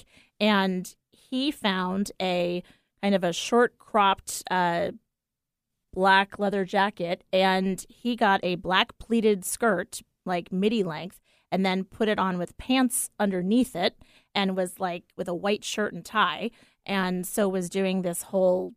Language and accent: English; East Coast, United States; moved away; I'm from the East Coast